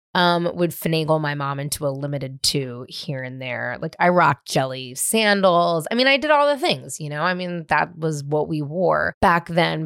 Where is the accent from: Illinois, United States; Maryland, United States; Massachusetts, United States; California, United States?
California, United States; Marin County; now in Los Angeles, United States; I was born and raised in Marin County